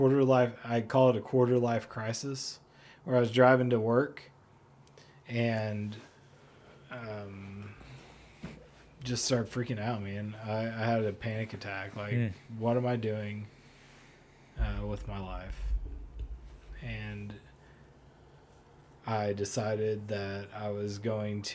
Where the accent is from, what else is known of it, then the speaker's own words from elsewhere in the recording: Fayetteville, Arkansas, United States; moved away as an adult; also born or lived in Portland, Oregon; I'm from Fayetteville